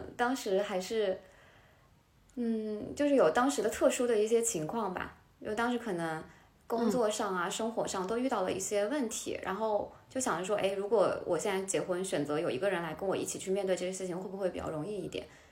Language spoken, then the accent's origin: Chinese; Hubei, China; now in Hangzhou, China; 我来自湖北的一嗯个十八线城市，然后我爸爸是律师，我妈妈是老师